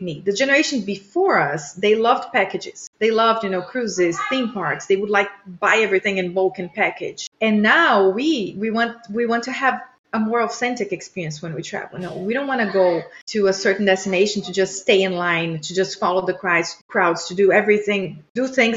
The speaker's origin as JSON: {"language": "English", "country": "Brazil", "moved": "as an adult", "lives_now": "United States", "said": "I am from Brazil originally, immigrated to the U.S. 16 years ago"}